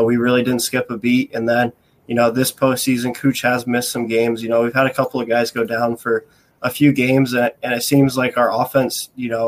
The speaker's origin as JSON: {"language": "English", "region": "upstate New York", "country": "United States", "tie": "born or raised there", "moved": "yes", "lives_now": "Florida, United States", "said": "I'm actually not from Florida initially. I grew up in upstate New York, actually."}